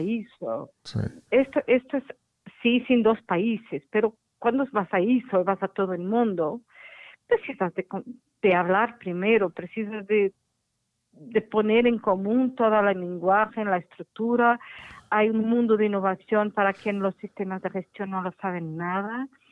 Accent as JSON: {"language": "Spanish", "country": "Portugal", "second_language": "Spanish", "said": "mi español no es muy bueno porque yo soy portuguesa y mi español es un poco inventado"}